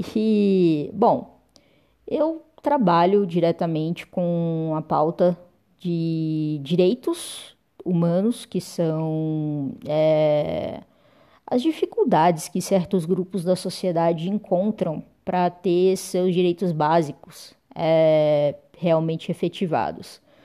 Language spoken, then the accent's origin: Portuguese; Uberlândia, Minas Gerais, Brazil; sou de Uberlândia, Minas Gerais